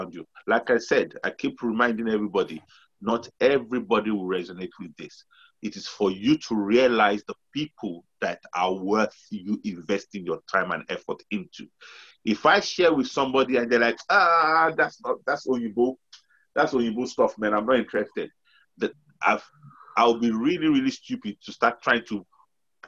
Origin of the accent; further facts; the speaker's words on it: Nigeria; we're from Nigeria.